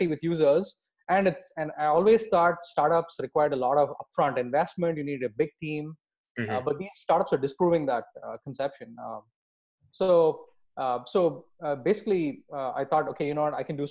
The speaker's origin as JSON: {"language": "English", "country": "India", "tie": "born or raised there", "said": "I grew up in India, and I've been programming since the age of 11."}